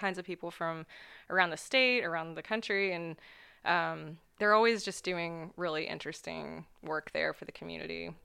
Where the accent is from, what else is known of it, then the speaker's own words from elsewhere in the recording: Ohio, United States; also born or lived in New York; the small town where I grew up in Ohio